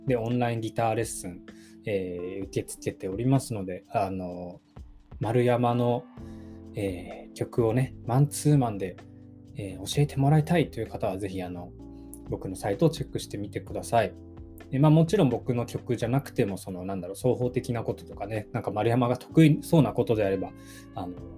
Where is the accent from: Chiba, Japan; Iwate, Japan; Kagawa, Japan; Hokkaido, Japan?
Hokkaido, Japan; Sapporo; now in Tokyo, Japan; 地元札幌でのライブ